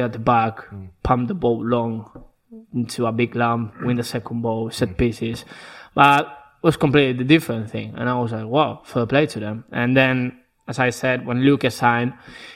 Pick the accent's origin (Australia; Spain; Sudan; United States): Spain; Basque Country; English is a second language; moved away as an adult; now in England; I'm from the north of Spain, the Basque Country